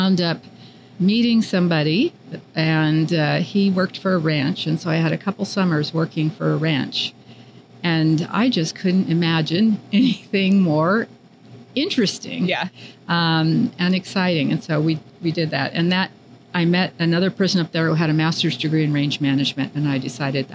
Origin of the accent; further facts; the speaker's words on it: Los Angeles, California, United States; I grew up in Los Angeles, so I didn't have an agricultural background